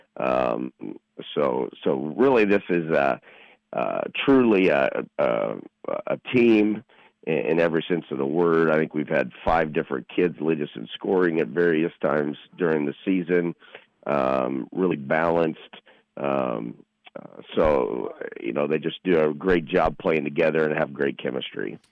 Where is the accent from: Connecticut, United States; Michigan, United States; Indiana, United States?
Indiana, United States; Indianapolis; I'm from Warren Central